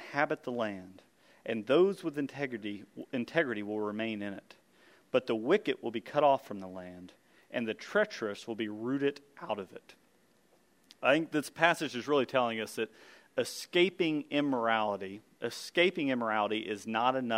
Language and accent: English; United States; as American men